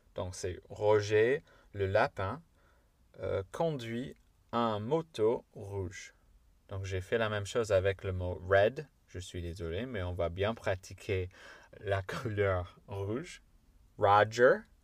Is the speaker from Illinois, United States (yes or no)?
yes; Chicago, Illinois, United States; accent: American; French is a second language; moved away; je suis de Chicago, des banlieues de Chicago